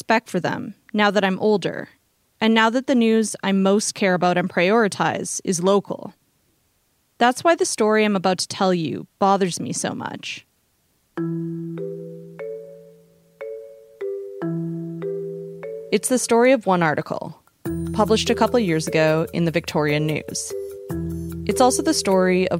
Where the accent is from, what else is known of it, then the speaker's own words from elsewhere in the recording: Surrey, British Columbia, Canada; my hometown of South Surrey, British Columbia